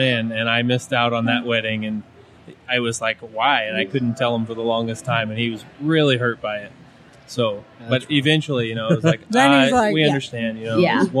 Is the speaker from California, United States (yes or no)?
yes; Martinez, California, United States; I'm from the San Francisco Bay Area, Martinez, California.